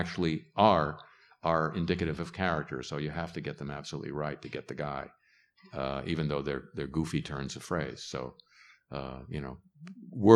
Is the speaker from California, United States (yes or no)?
yes; California, United States; I grew up in California